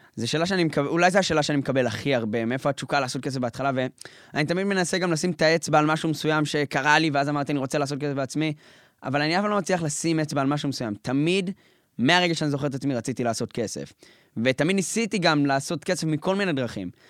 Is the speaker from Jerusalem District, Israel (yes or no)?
yes; Jerusalem, Jerusalem District, Israel; משפחה ממוצעת, משפחה חרדית בירושלים